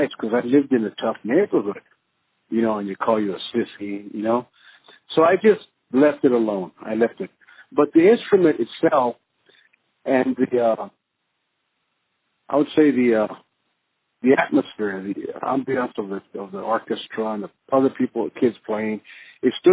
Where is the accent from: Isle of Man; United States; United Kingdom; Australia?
United States; Los Angeles, California; I grew up in East LA, East Los Angeles, in the Boyle Heights area of East Los Angeles, and I grew up in government housing projects.